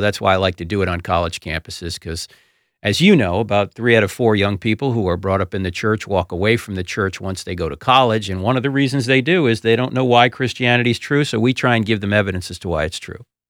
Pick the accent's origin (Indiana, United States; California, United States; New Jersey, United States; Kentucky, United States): New Jersey, United States; brought up Roman Catholic because I'm from New Jersey and it's law.